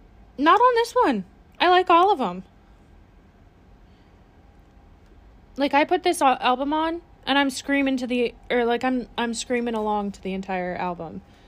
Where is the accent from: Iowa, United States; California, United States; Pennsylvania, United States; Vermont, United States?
Vermont, United States; What's Vermont? I'm from Vermont.